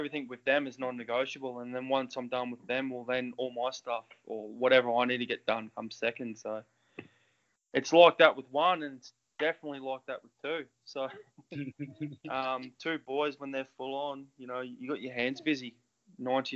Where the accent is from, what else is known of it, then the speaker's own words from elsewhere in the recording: Queensland, Australia; moved away as an adult; now in Mount Macedon, Australia; I've played rugby my whole life because, like I said, I was from Queensland.